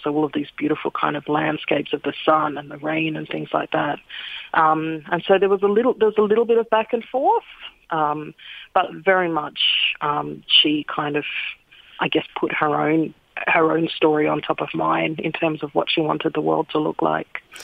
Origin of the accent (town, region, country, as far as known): Sydney, New South Wales, Australia; born or raised there; now in Melbourne, Australia